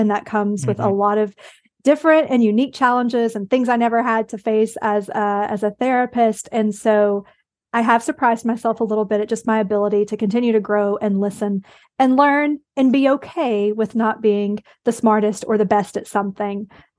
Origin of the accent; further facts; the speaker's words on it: the South, United States; I am from the South. I did go to one of those rural high schools.